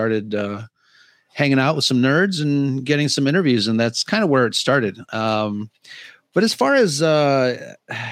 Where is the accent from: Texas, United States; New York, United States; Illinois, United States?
Illinois, United States; Chicago; I grew up in Chicago